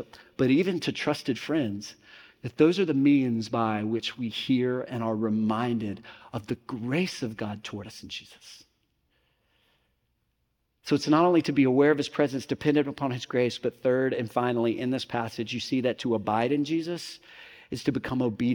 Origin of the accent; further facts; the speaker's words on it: Mississippi, United States; growing up in Mississippi